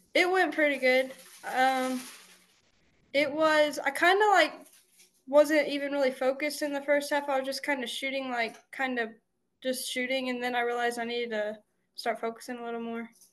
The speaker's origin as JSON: {"language": "English", "town": "Bowling Green", "region": "Kentucky", "country": "United States", "said": "Bowling Green, Kentucky"}